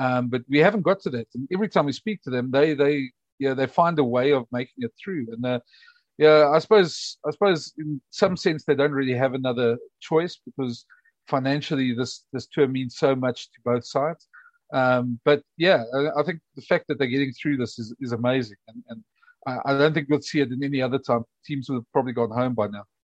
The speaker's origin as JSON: {"language": "English", "country": "South Africa", "said": "as a South African"}